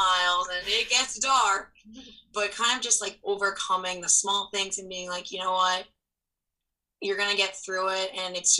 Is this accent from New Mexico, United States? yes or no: no; New York, United States; moved away as an adult; now in Detroit, United States; I'm originally from New York